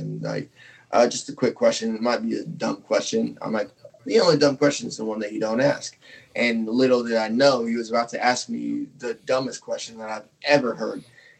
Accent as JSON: {"language": "English", "town": "Tempe", "region": "Arizona", "country": "United States", "tie": "born or raised there", "moved": "as an adult", "lives_now": "Oklahoma, United States", "said": "I grew up in Tempe, went to, you know, Tempe High School, and then obviously graduated there"}